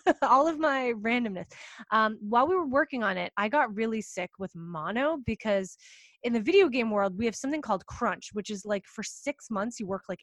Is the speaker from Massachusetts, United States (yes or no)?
yes; just north of Boston, Massachusetts, United States; I am from just north of Boston.